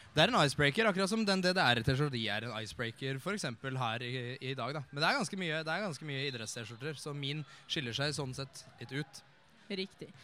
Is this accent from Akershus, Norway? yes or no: yes; Eidsvoll, Akershus, Norway; jeg kommer jo fra Eidsvoll